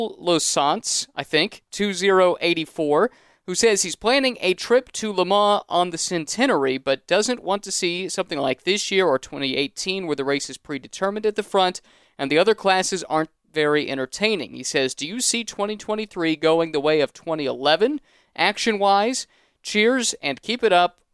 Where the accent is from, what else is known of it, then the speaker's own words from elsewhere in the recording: United States; being an American and not knowing how to speak French very well